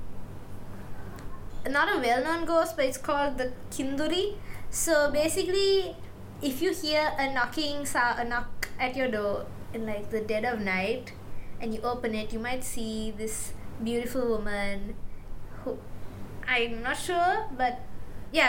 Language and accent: English; Sri Lanka; moved away as an adult; now in Malaysia; I grew up in Sri Lanka